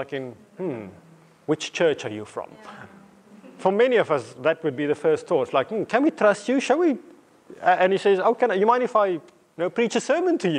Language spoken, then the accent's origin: English; South Africa; moved away as an adult; also born or lived in England / Namibia; now in Watford, United Kingdom; growing up in South Africa